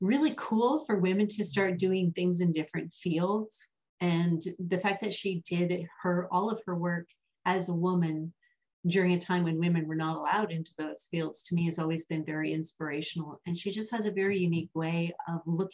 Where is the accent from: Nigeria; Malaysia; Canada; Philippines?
Canada; Vancouver, British Columbia; I grew up in the Pacific Northwest, mm-hmm. right? In Vancouver, just outside of Vancouver